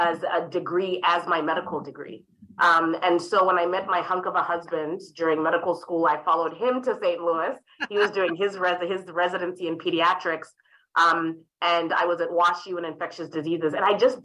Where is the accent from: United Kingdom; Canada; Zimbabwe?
Zimbabwe; Harare; moved away; I was raised in Harare, Zimbabwe